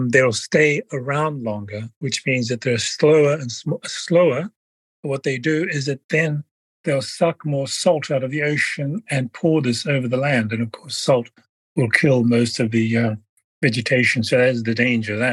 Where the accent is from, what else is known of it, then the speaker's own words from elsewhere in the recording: Samoa; I'm a Polynesian from Samoa.